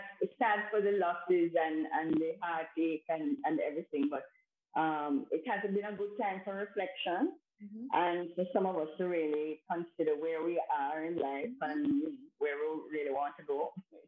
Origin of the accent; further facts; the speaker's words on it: Spanish Town, Saint Catherine, Jamaica; also born or lived in Saint Elizabeth; I started out in Spanish Town. That's where my mother is from. My father is from St. Elizabeth, Malvern. And they met at the record office in Spanish Town. So I grew up